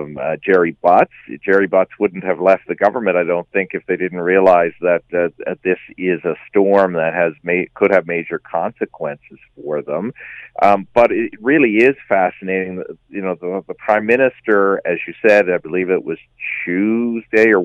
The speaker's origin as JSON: {"language": "English", "town": "St. John's", "region": "Newfoundland and Labrador", "country": "Canada", "tie": "born or raised there", "said": "in my hometown of St. John's, Newfoundland"}